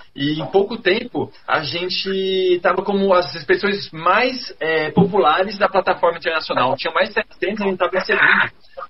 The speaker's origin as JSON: {"language": "Portuguese", "town": "Campinas", "region": "São Paulo", "country": "Brazil", "tie": "born or raised there", "said": "Eu nasci em Campinas, São Paulo. Eu morava numa casa"}